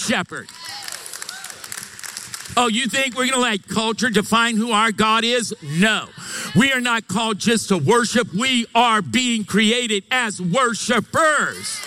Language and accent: English; Louisiana, United States; now in Meridian, United States; we're from Louisiana